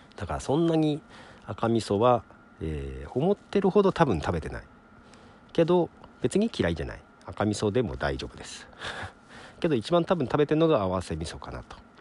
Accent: Nagoya, Aichi, Japan; ずっと名古屋なんだけど育ってるのはね両親が山形人だったので

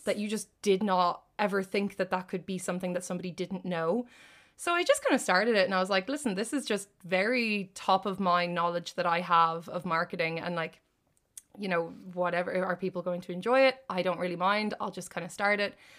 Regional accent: Ireland; I did the only degree in it in Ireland, and it just so happened to be in my hometown

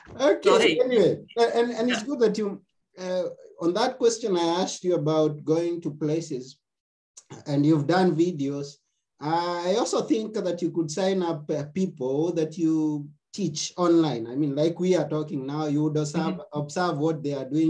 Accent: Kenya; now in Athens, Greece; I come from Kenya. Right now, okay. I'm, in, I'm, in, Athens, Greece myself.

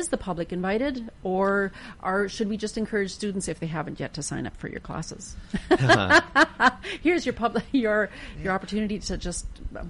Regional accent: Canada; that's something I think as a Canadian that like that we would quite easily be able

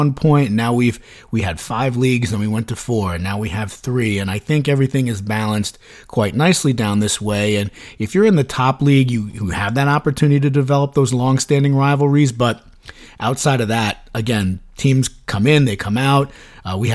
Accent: Suffern, New York, United States; I grew up in Suffern. I work in Suffern now

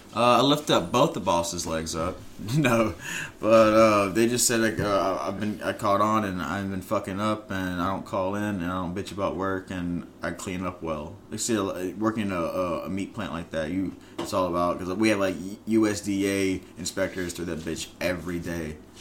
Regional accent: United States; I'm an American because my fucking Irish motherfucking family moved over here because of the fucking potato famine

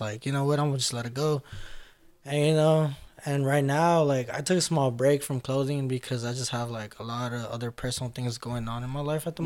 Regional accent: Los Angeles, California, United States; that's where I grew up at in South Central in LA.

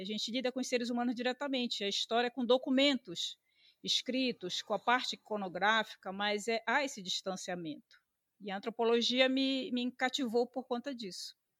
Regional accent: Belém, Pará, Brazil; Nasci em Belém. Belém, é, o bairro Marizal, nasci na Santa Casa

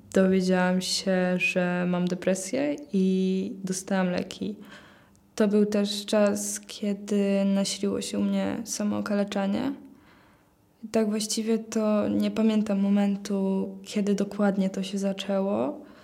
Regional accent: Płock, Masovian Voivodeship, Poland; mam 18 lat, przyjechałam z Płocka.

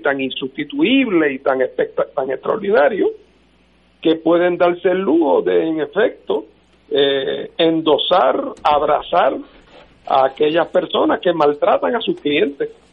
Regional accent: Puerto Rico; éramos una posesión española y nos entregaron como lechón de apeso y ahora somos una posesión de los Estados Unidos

